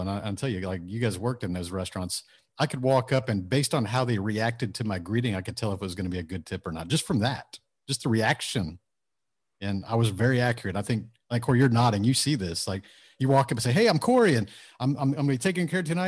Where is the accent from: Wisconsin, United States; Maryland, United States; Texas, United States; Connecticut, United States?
Texas, United States; suburb of Houston; also born or lived in Japan; I grew up lower middle class, suburb of Houston, small town, about fifteen thousand population